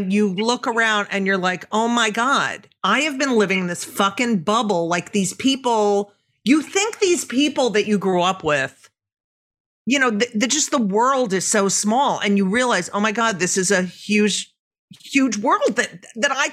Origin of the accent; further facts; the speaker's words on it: New Jersey, United States; I grew up in New Jersey too